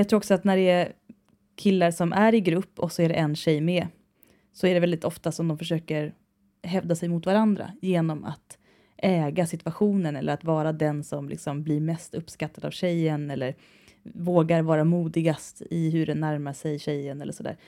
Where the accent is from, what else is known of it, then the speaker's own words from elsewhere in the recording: Värmdö, Stockholm County, Sweden; accent: släpiga stockholmskan (drawling Stockholm); jag tror det är min grunddialekt. Jag är ju från Värmdö, va? Och där pratar man lite som Mona Sahlin. Och det är den här släpiga stockholmskan